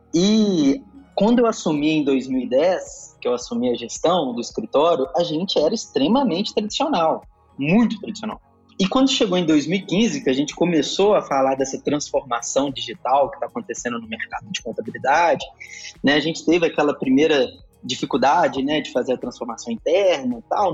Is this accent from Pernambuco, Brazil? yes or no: no; Minas Gerais, Brazil; Sou aqui do estado de Minas Gerais